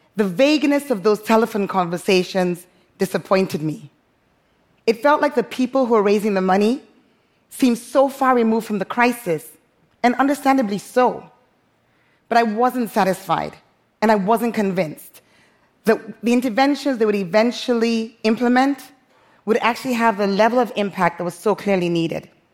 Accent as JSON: {"language": "English", "town": "Freetown", "region": "Western Area", "country": "Sierra Leone", "tie": "born or raised there", "also_born_or_lived": "London", "moved": "as an adult", "lives_now": "Freetown, Sierra Leone", "said": "my hometown, Freetown, Sierra Leone"}